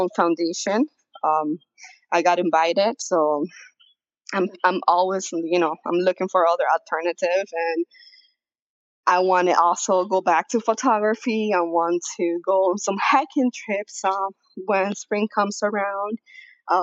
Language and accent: English; South Florida, United States; also born or lived in Venezuela; now in Denver, United States; I was raised in South Florida, now I live in Denver